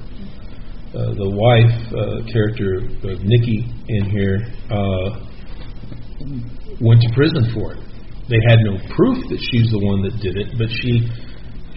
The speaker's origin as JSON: {"language": "English", "town": "Westmoreland", "region": "California", "country": "United States", "tie": "born or raised there", "said": "I grew up down in Imperial Valley, 7 miles from Brawley, in the little town of Westmoreland"}